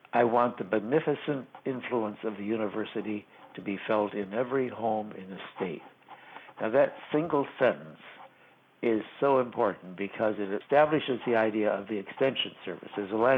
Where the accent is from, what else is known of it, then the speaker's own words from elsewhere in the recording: Madison, Wisconsin, United States; growing up in Madison, or outside of Madison, really, I did go to a two-room country school